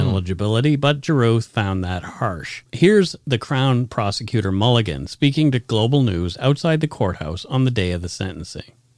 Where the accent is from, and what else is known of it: Canada; accent: Canadian